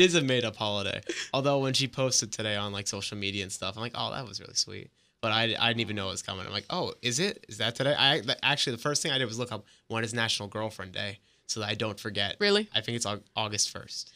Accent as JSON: {"language": "English", "region": "New York", "country": "United States", "also_born_or_lived": "Orlando, Florida", "moved": "yes", "lives_now": "Gainesville, United States", "said": "I'm originally from New York, but I moved down to Orlando a few years back"}